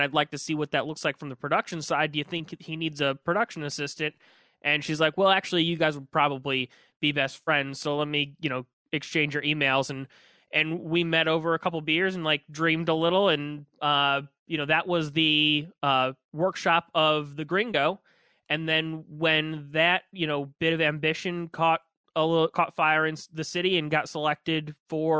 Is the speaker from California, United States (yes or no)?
no; St. Louis, Missouri, United States; I grew up in St. Louis. I went to Pattonville High School